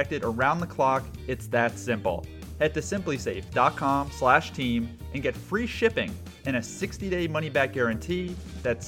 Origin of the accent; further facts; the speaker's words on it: South Florida, United States; I'm a young Jewish kid growing up in South Florida